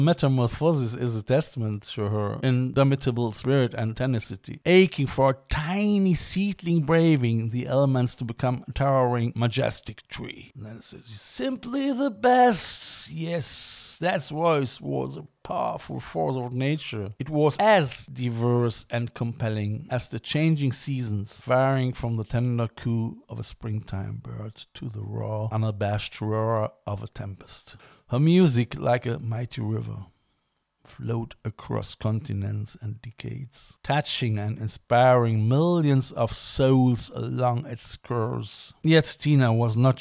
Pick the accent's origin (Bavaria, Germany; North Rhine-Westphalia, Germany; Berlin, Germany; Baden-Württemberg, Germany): North Rhine-Westphalia, Germany; Cologne; Cologne is my hometown